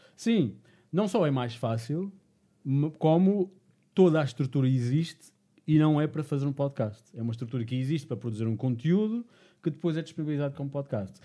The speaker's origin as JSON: {"language": "Portuguese", "region": "Madeira", "country": "Portugal", "said": "eu sou da Madeira"}